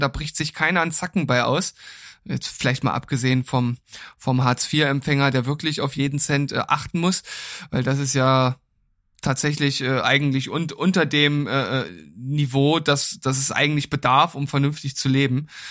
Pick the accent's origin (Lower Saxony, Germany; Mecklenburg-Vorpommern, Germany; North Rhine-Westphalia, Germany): Lower Saxony, Germany; moved away; bei uns in Niedersachsen